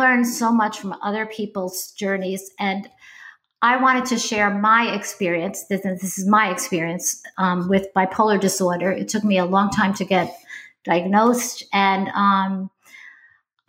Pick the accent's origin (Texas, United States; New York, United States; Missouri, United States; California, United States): New York, United States; upstate; moved away as an adult; also born or lived in Bronx, New York; I lived in New York State my entire life. I didn't live in the city. I lived upstate, but I was born in the Bronx, in case you hear that in my voice